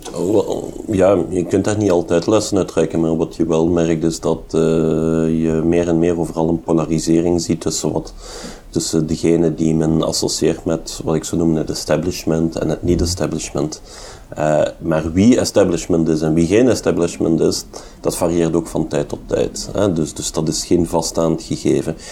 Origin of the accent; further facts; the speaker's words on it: Hasselt, Flanders, Belgium; Ik ben een geboren en getogen Hasselaar.